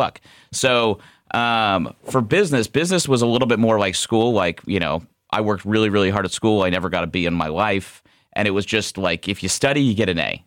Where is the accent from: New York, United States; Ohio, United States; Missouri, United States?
Ohio, United States; moved away as an adult; also born or lived in Scottsdale, Arizona; we moved home back to Ohio from Scottsdale, where I'm originally from